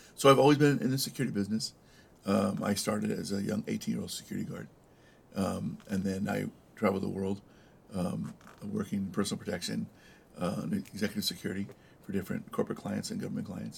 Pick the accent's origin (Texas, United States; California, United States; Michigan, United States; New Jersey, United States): California, United States; El Monte; also born or lived in East Los Angeles / Downey; I grew up in uh, San Gabriel Valley, uh, El Monte, uh, the beautiful city of El Monte, mm-hmm. Uh, and then uh, East Los Angeles as well